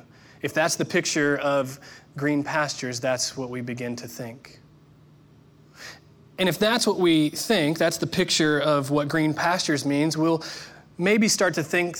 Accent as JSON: {"language": "English", "region": "Indiana", "country": "United States", "said": "I'm from the Midwest, Indiana specifically"}